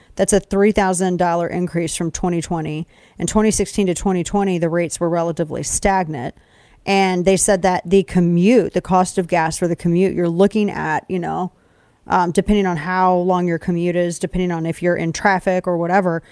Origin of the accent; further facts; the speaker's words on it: United States; I'm an American